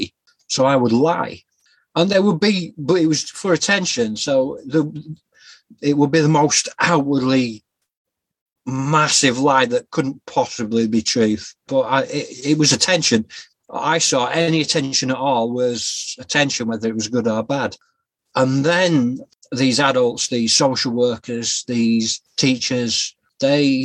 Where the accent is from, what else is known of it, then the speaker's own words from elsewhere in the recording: Yorkshire and the Humber, United Kingdom; also born or lived in Scotland; I was born in Scotland in 1977, raised in a place called Yorkshire, a county called Yorkshire in England, and I grew up through the 80s and 90s